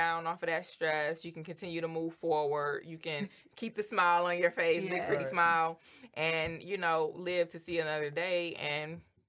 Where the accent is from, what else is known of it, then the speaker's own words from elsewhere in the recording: Detroit, Michigan, United States; I love Detroit. I'm from the North End, born, raised, all that.